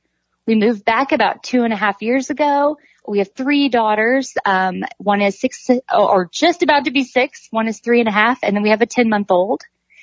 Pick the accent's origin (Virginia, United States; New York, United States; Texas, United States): Texas, United States; Midland; moved away as an adult; also born or lived in Kansas City / Minneapolis; I was born and raised in Midland. I graduated from Midland Christian, and then I went on and graduated from Midland College and then went to Texas A&M.